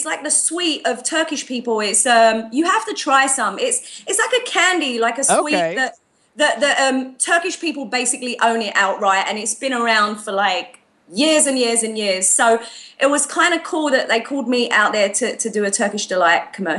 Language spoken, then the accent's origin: English; Australia; I'm not trying to fit in. I just do what's me. I'm Aussie.